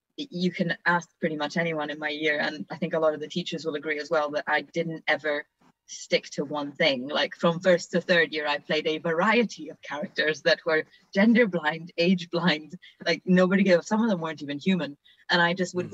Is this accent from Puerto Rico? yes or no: no; Vienna, Austria; moved away; I'm uh, half Italian, half Australian actor, but I grew up in Vienna